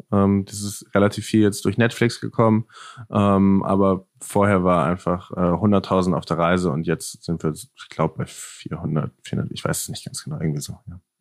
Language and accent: German; Northern Germany, Germany; moved away as an adult; also born or lived in Netherlands; also ich komme aus Deutschland, komme aus Norddeutschland, bin dann ähm, nach Holland gezogen, in den Niederlanden, um da zu studieren